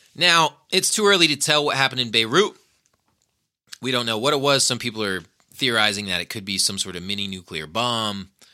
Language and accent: English; Nevada, United States; here at my home state